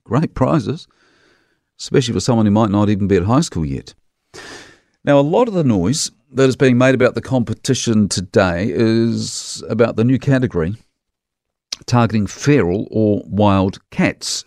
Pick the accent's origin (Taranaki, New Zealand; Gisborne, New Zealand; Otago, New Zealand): Otago, New Zealand; Dunedin; As a townie kid growing up in Dunedin